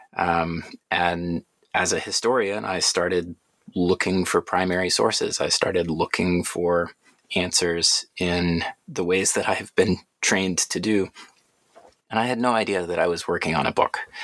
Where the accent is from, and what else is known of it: Atlanta, Georgia, United States; born or raised there